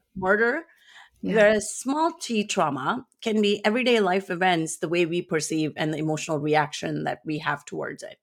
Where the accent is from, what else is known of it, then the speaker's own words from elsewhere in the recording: India; moved away as an adult; now in United States; I grew up in India for half of my life, and I now live in the US for the other half.